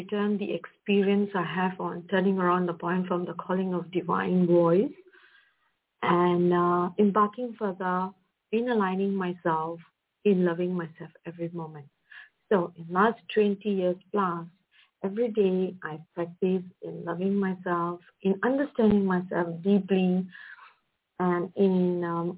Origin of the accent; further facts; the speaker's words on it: Malaysia; I'm from Malaysia, and I came from a background of a middle-class family